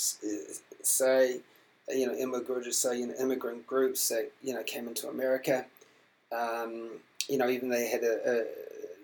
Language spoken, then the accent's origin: English; New Zealand; when I was growing up in New Zealand